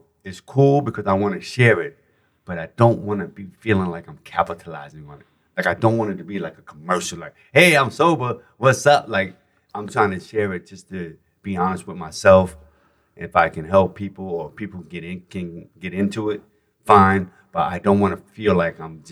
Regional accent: New York City, New York, United States; moved away as an adult; now in Los Angeles, United States; as a New Yorker, it's a Bronx native, born and raised

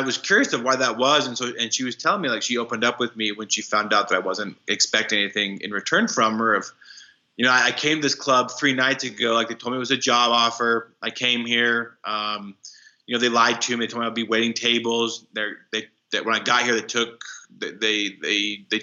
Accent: Wyoming, United States; moved away as an adult; also born or lived in Dominican Republic; I grew up in Wyoming

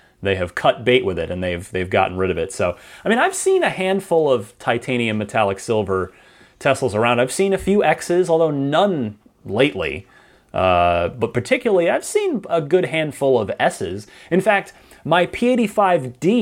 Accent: New Jersey, United States; now in San Francisco, United States; I'm originally from New Jersey

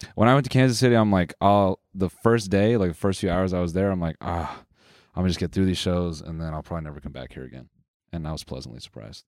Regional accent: Canada; we're Canadian

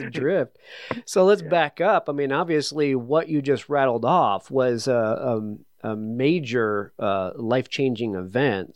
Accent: New England, United States; I'm from New England

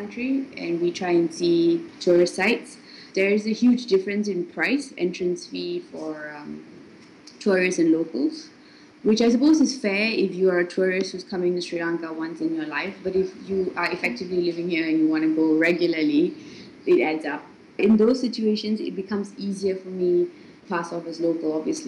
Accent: Singapore; moved away as an adult; I come from Singapore

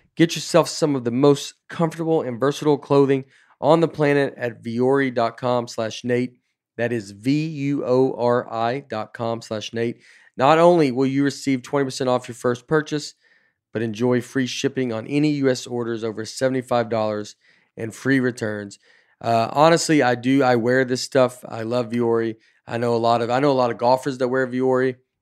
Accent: Canada; everybody I have ever known in my life says kitty corner, maybe because we're Canadian.

